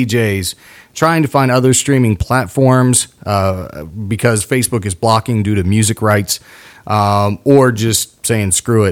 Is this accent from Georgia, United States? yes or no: no; South Lebanon, Ohio, United States; moved away; also born or lived in Cincinnati, Ohio; Coming up in Cincinnati, I was raised in South Lebanon